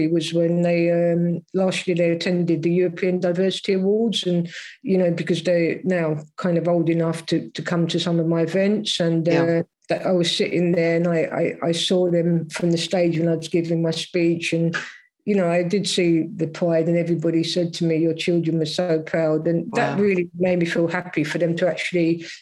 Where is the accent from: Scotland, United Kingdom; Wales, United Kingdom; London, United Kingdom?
London, United Kingdom; I was brought up in South London